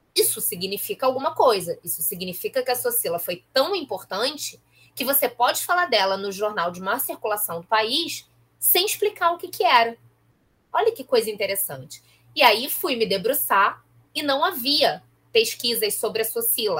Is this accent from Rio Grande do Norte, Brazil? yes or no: no; Nova Iguaçu, Rio de Janeiro, Brazil; now in Rio de Janeiro, Brazil; eu sou de Nova Iguaçu